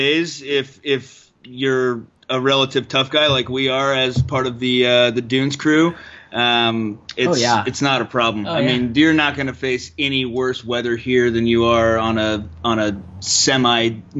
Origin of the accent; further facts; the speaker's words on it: Fresno, California, United States; now in Orange County, United States; Growing up in Fresno for me was a little bit hot in the summertime